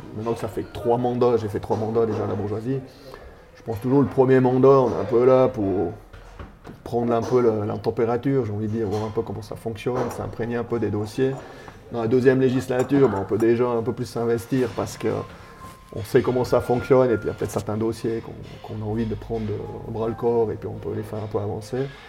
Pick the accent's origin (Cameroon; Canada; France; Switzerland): Switzerland; Sierre, Valais; also born or lived in Chalais; j'ai grandi à Grange, tout le temps grandi à Grange, j'ai fait toutes mes classes là.